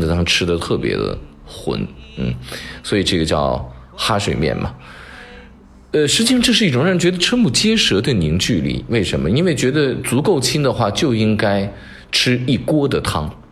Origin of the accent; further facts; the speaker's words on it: Shaanxi, China; 在我们陕西小片儿子的这个面馆里面